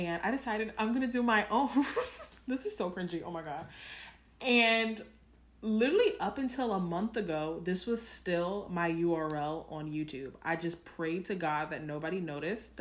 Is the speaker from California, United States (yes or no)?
no; New York, United States; as a New Yorker